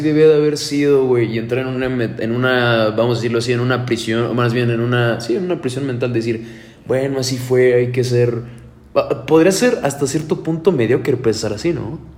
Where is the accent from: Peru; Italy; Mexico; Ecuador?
Mexico; uno como mexicano